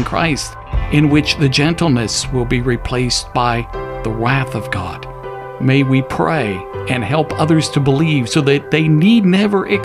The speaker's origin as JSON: {"language": "English", "town": "Pittsburgh", "region": "Pennsylvania", "country": "United States", "tie": "born or raised there", "said": "Growing up in Pittsburgh in my junior high school"}